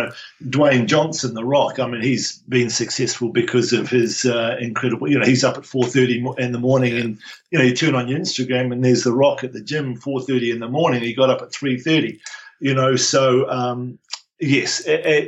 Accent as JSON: {"language": "English", "region": "Nelson", "country": "New Zealand", "tie": "born or raised there", "also_born_or_lived": "Wellington, New Zealand / Dunedin, New Zealand / Taranaki, New Zealand / Fremantle, Australia", "moved": "as an adult", "lives_now": "Brisbane, Australia", "said": "I grew up in Nelson"}